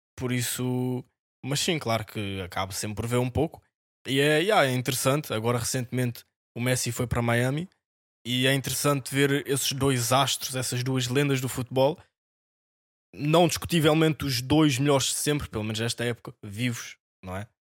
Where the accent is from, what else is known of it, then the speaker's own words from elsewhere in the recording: Amadora, Lisbon, Portugal; nós somos da Amadora, por isso é o clube da nossa cidade